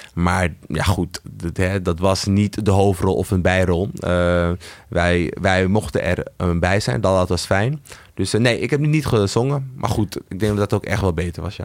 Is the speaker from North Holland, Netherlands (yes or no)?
yes; Amsterdam, North Holland, Netherlands; ik ben dus opgegroeid in de Amsterdamse Bijlmer